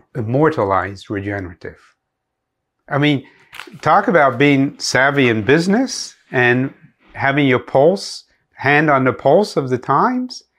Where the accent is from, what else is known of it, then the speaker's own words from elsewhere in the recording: Pennsylvania, United States; moved away; I grew up in Pennsylvania